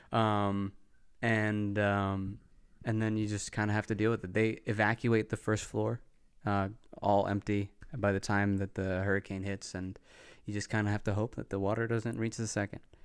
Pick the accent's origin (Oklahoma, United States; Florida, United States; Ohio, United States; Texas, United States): Texas, United States; I grew up in Texas around nine eleven